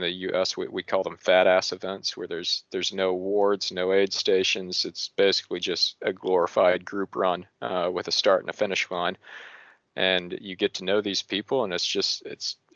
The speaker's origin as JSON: {"language": "English", "region": "Tennessee", "country": "United States", "tie": "born or raised there", "said": "near my home where I grew up in Tennessee"}